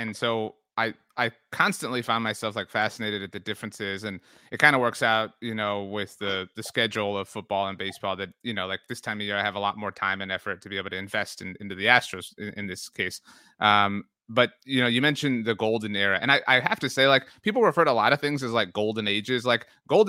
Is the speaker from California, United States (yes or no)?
no; Texas, United States; I'm from South Texas. I'm from the Rio Grande Valley.